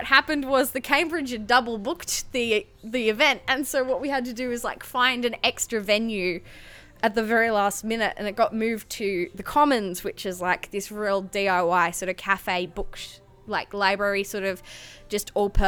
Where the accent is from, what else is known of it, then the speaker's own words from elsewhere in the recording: Sydney, New South Wales, Australia; moved away as an adult; also born or lived in Newcastle, Australia; I grew up in Western Sydney